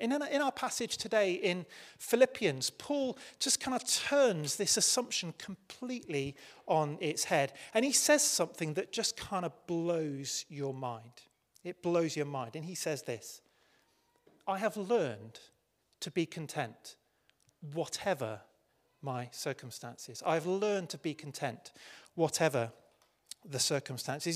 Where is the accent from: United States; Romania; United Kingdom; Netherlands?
United Kingdom; I'm British